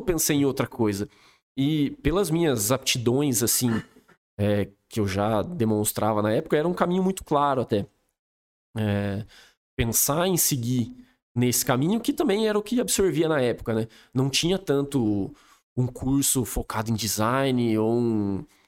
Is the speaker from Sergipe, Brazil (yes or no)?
no; Espírito Santo do Pinhal, São Paulo, Brazil; moved away as an adult; also born or lived in Campinas / Dublin; eu sou daqui de Pinhal, família inteira daqui de Pinhal, meu pai e minha mãe